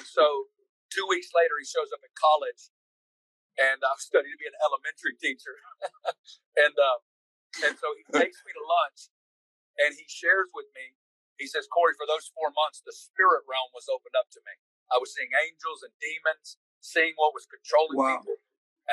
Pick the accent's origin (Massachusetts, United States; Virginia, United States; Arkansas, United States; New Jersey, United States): Arkansas, United States; Northwest; I grew up. I'm from Northwest Arkansas.